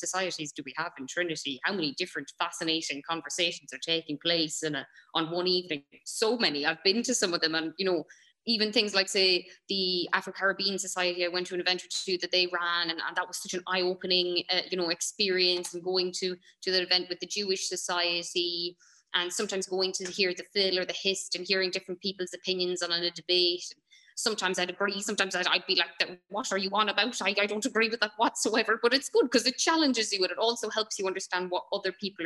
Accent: Ireland; we're Irish, we're Western.

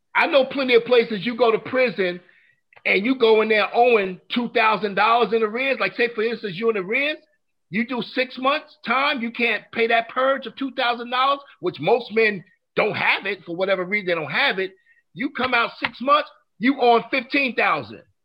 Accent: New York, United States; now in North Carolina, United States; I'm originally from New York

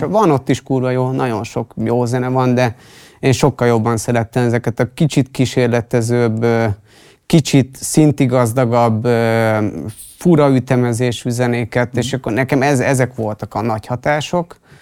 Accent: Pest, Hungary; én Pest megyei vagyok

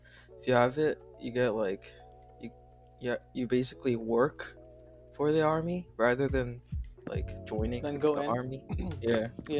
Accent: South Korea; I'm from Korea.

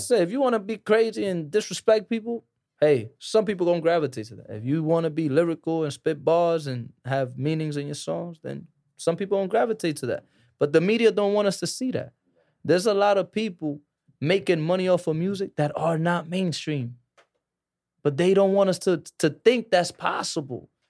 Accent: New York City, New York, United States; I was born in Harlem

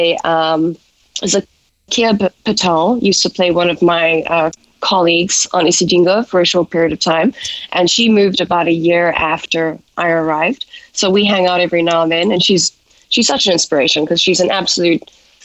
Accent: South Africa; accent: South African; moved away as an adult; now in Los Angeles, United States; growing up in South Africa

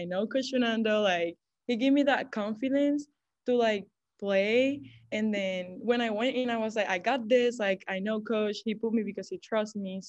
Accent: Puerto Rico; English is a second language; moved away as an adult; now in Evansville, United States; it's hot all the time in Puerto Rico

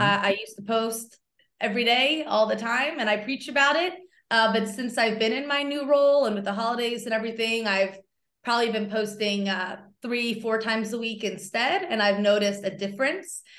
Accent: outside of Philadelphia, Pennsylvania, United States; I grew up outside of Philly, so, uh, everyone I went to school with rooted for the Eagles and the Phillies

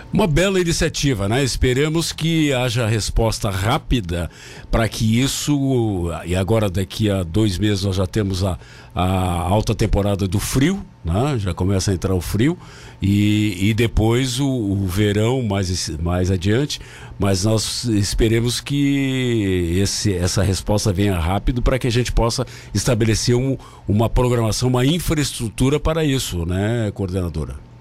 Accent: Rio Grande do Sul, Brazil; now in Santa Catarina, Brazil; moro aqui há 20 anos, mas eu sou gaúcho

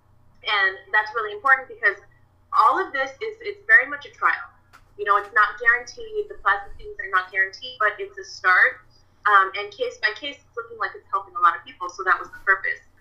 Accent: Orange County, California, United States; I'm from Orange County, California

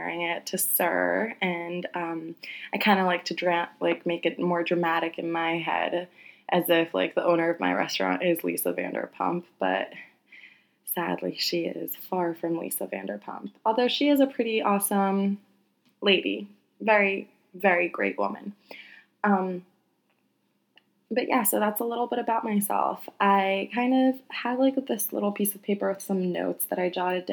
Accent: United States; I am very Polish, although I was born and raised in America

